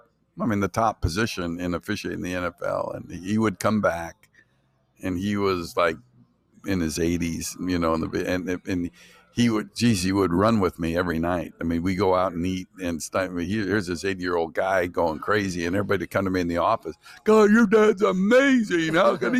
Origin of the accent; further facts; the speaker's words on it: Stockton, California, United States; now in Sacramento, United States; Sacramento now, but I grew up in Stockton